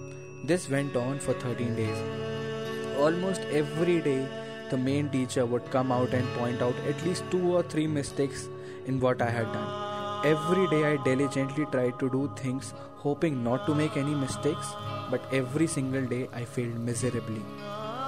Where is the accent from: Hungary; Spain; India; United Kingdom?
India; Chennai, Tamil Nadu; moved away; I had been born and brought up in Chennai and the city had been dear to me